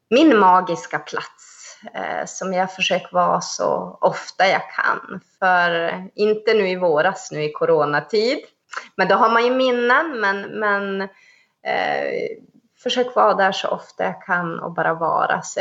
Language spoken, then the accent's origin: Swedish; Sweden; Och när folk säger, ja men du är ju svensk, nej jag är same.